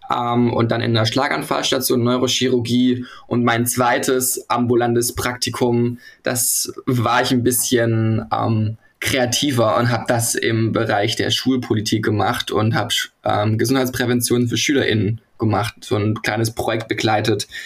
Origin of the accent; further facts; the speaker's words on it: Hamburg, Germany; Ich komme aus Hamburg und ich studiere gerade Pflege im achten Semester.